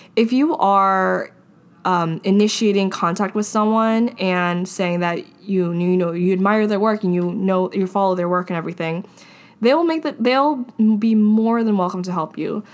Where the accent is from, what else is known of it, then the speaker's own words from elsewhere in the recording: Hawaii, United States; moved away; I was from Hawaii